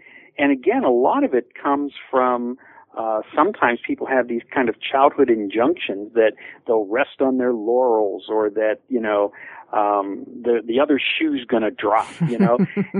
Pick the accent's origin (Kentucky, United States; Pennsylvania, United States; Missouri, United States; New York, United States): Pennsylvania, United States; Pittsburgh; not only because the stories take place in Pittsburgh, my hometown